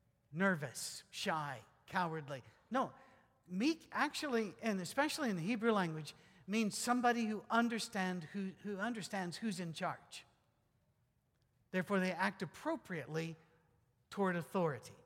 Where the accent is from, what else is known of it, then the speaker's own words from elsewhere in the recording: Scotland, United Kingdom; moved away; also born or lived in Detroit area / West Virginia; I'm still Scottish